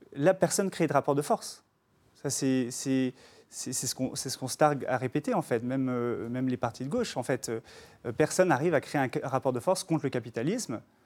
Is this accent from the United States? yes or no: yes; New York, United States; now in France; j'ai grandi à New York et, j'ai fait mes stages sur Wall Street